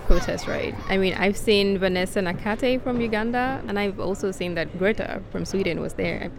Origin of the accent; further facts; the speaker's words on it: Lagos, Nigeria; I'm from Lagos, Nigeria. I just got in on Sunday